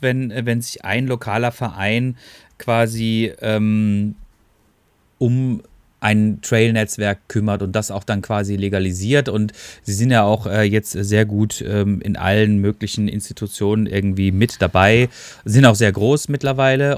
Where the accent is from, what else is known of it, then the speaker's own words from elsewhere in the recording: Black Forest, Baden-Württemberg, Germany; bin ich auch ein Kind des Schwarzwalds, ne? Ähm, und äh, bin natürlich auch mit viel Wald und Wiesen und äh, Bäumen und äh, Bergen aufgewachsen